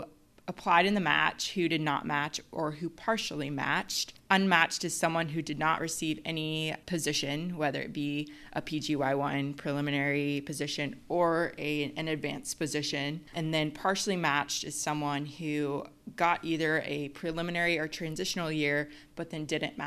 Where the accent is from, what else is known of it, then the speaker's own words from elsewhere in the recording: Little Rock, Arkansas, United States; moved away as an adult; also born or lived in Memphis, Tennessee; I'm originally from Little Rock, Arkansas. I've lived in Memphis, Tennessee for the last 10 years or so